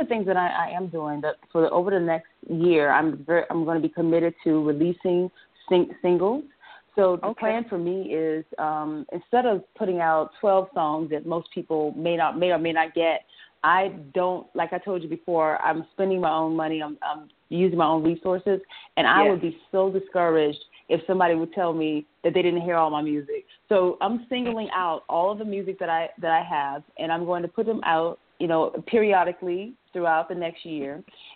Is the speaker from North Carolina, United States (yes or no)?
no; Bluffton, South Carolina, United States; when people ask me where I'm from, I tell them I'm from Bluffton